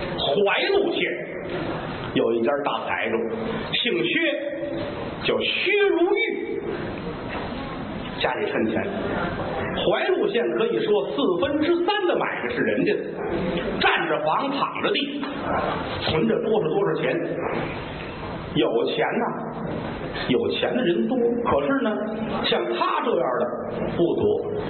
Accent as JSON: {"language": "Chinese", "region": "Tianjin", "country": "China", "tie": "born or raised there", "said": "这是我小的时候在天津学评书的时候，"}